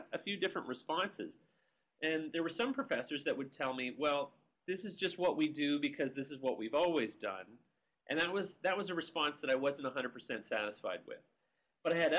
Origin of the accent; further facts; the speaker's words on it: Dunnville, Ontario, Canada; moved away as an adult; also born or lived in Las Vegas / New York; I'm Canadian. I grew up in a small town called Dunnville, Ontario, and it's close to where the Grand River meets Lake Erie